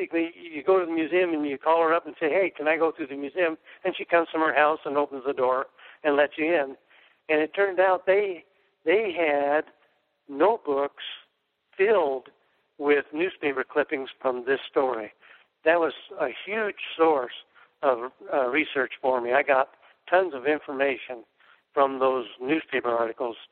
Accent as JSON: {"language": "English", "region": "Oregon", "country": "United States", "tie": "born or raised there", "moved": "yes", "said": "my hometown in Oregon"}